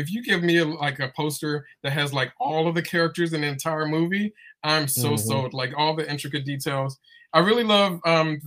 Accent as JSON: {"language": "English", "region": "East Coast", "country": "United States", "moved": "yes", "said": "I'm from the East Coast"}